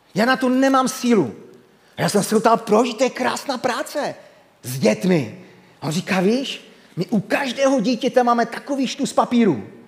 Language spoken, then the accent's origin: Czech; Havířov, Moravian-Silesian Region, Czechia; moved away as an adult; now in Rožnov pod Radhoštěm, Czech Republic; jsem z Rožnova pod Radoštěm, ale nenechte se mílit, původně jsem Havířovák, takže v mém eh, přízvuku, když na to zapomenu, to sem tam se objeví